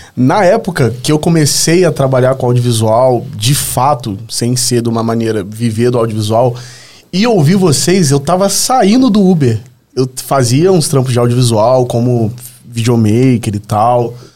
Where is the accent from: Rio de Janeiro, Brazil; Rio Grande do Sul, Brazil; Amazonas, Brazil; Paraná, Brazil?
Rio de Janeiro, Brazil; Volta Redonda; moved away as an adult; now in São Paulo, Brazil; Eu sou do Rio de Janeiro, do interior do Rio. Nasci no interior, uma cidade chamada Volta Redonda.